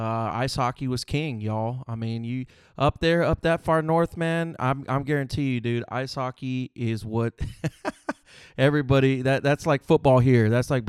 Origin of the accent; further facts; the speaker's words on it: Panama City, Panama; born there; first language Spanish; English is a second language; also born or lived in San Antonio, Texas, United States; I was born in Panama City, Panama. Que viva Panama. Spanish is my native language.